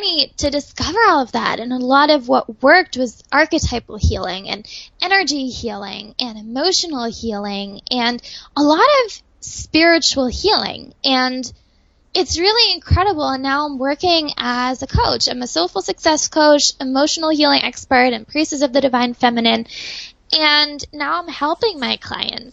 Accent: Germany; moved away; I was growing up in Germany

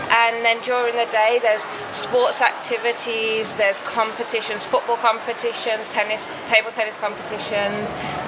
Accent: Birmingham, West Midlands, United Kingdom; We're from Birmingham.

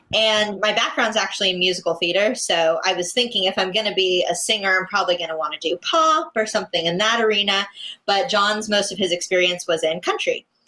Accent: West Palm Beach, Florida, United States; I'm from West Palm Beach

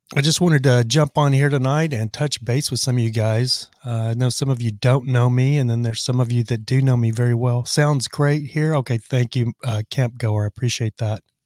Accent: Lubbock, Texas, United States; I'm from Lubbock, Texas

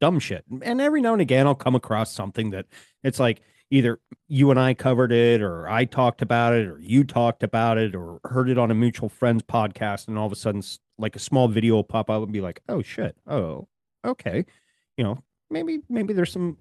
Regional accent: Rocky Mountains, United States; moved away; I'm originally from the Rocky Mountains

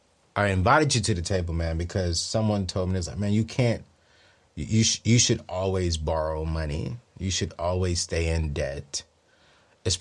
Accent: Columbia, South Carolina, United States; I'm from Columbia.

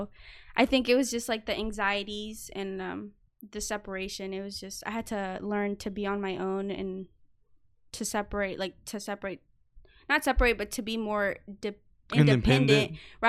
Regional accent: United States; are you American? And I would be like, yeah.

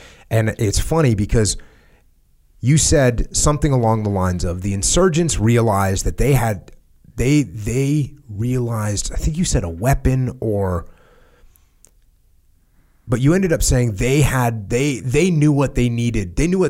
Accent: United States; So I come from the States where everyone's saying, well, not everyone, but where a lot of people are saying we're losing, we can't win.

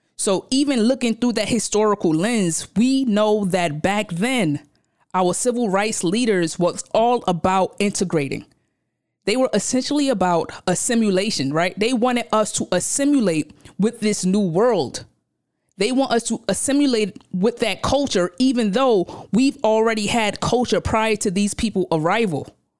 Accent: New York City, New York, United States; I come from Brownsville, Brooklyn. I'm from Brooklyn. When you go downstairs from the crib, there's a slew of stores lined up down the block.

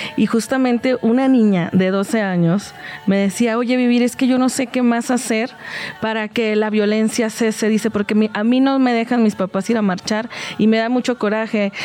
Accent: Mexico; en México, y lo hablo como mexicana

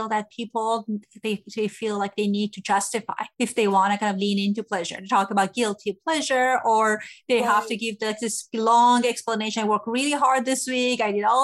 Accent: Iran; moved away; I grew up in Iran

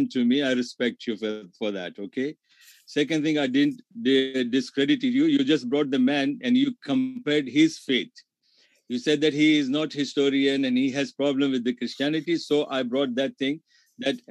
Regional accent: India; English is a second language; moved away; being an Indian

